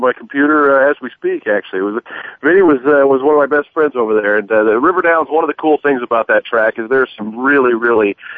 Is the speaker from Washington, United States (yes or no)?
yes; Seattle, Washington, United States; I grew up in Seattle.